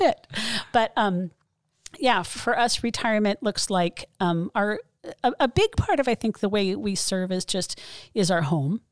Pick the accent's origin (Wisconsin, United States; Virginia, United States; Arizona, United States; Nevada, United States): Arizona, United States; Mesa; I was born in Mesa, grew up here